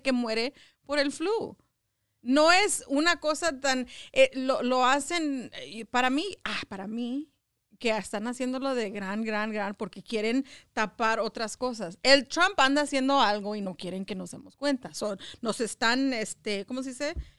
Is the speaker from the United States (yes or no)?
yes; Los Angeles, California, United States; yo crecí en, en Echo Park.